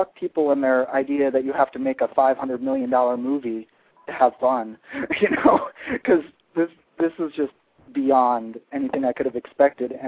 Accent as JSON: {"language": "English", "town": "Bradenton", "region": "Florida", "country": "United States", "moved": "yes", "said": "I'm actually from Bradenton, which is like the redheaded stepsister of Sarasota."}